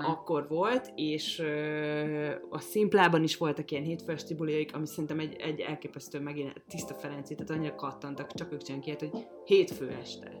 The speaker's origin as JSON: {"language": "Hungarian", "country": "Hungary", "said": "ezek a gyökereim, és magyar vagyok"}